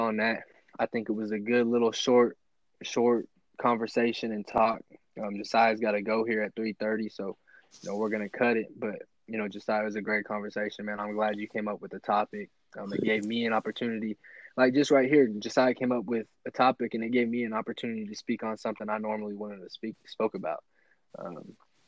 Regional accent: Nebraska Panhandle, United States; Me, you and T, you know, we're coming together from Nebraska, from the Panhandle

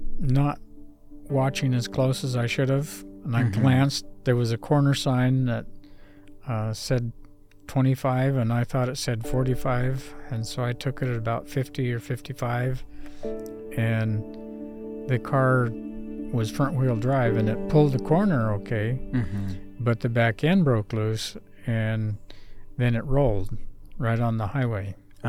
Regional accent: Oregon, United States; born there; Well, I was born in Oregon

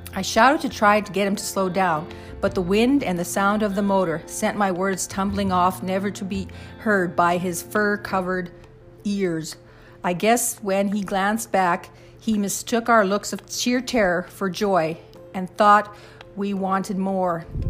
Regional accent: Saskatchewan prairie, Canada; As kids growing up on the Saskatchewan prairie in the 60s and 70s

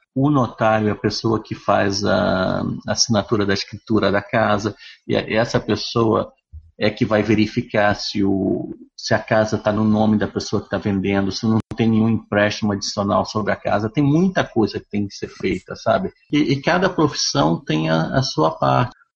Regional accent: Brazil; now in Canada; sou brasileiro

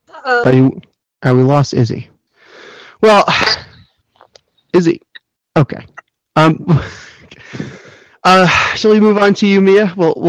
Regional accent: New York, United States; As a New Yorker

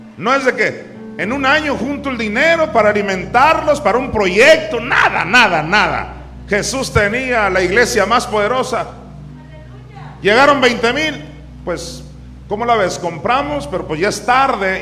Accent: Mexico; Pobrecito mi pueblo mexicano

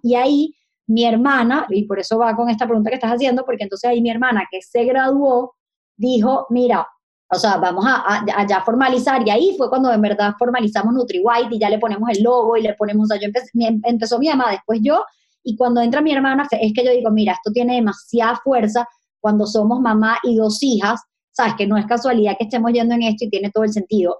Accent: Caracas, Capital District, Venezuela; moved away; Yo estudio en la central, yo soy súper usevista

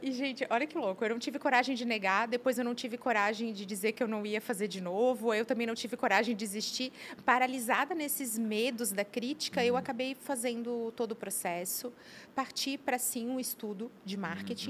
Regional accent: Brusque, Santa Catarina, Brazil; now in Blumenau, Brazil; Minha terra maravilhosa, tenho muitos amigos lá, vivi minha infância, mas eu tenho mais tempo de Blumenau que de Brusque.

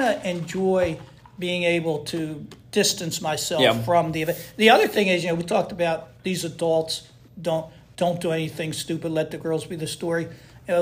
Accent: Maryland, United States; moved away; growing up in Maryland

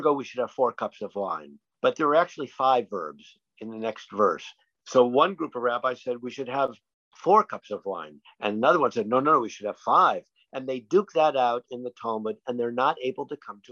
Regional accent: United States; as an American

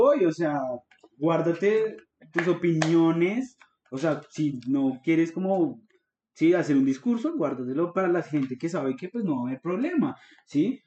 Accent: Colombia; como cualquier colombiano ñanga promedio

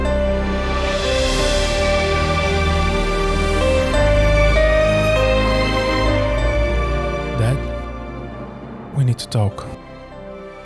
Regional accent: Brazil; moved away; I come from Brazil, and then Brazil is a really homophobic country

